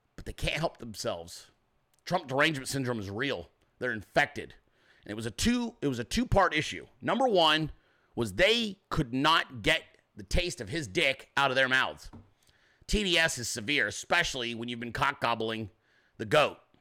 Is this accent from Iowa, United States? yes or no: no; Arizona, United States; moved away as an adult; now in Georgia, United States; I'm from Arizona